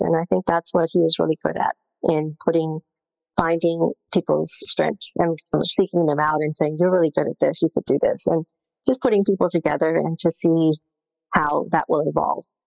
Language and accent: English; Zambia; moved away; I was born in Zambia